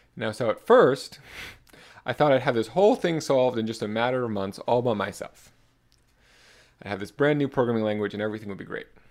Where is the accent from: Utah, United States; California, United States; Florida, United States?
Florida, United States; South; also born or lived in New York City; I was born in New York City in nineteen ninety-four in, and raised in South Florida